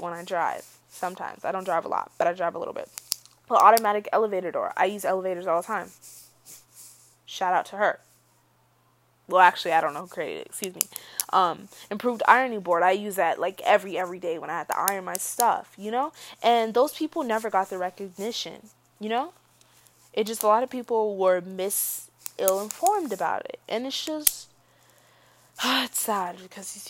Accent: Georgia, United States; I was born in the South. I was born in Georgia, so yes, I'm a little Southern girl.

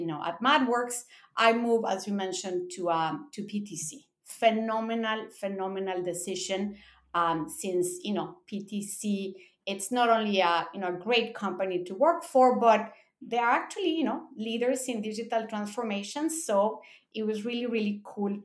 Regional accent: Mexico; moved away as an adult; also born or lived in Japan; I'm born in Mexico. I grew up in Mexico in a Japanese school. Then I moved to college, to Japan for college.

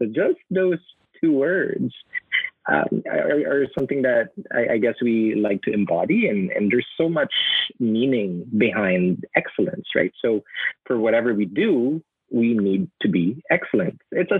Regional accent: Philippines; I think the meaning of being Filipino is not about yourself. It's about putting others first before you, right? And when you do that, you know, that, I think that's who we are as a people

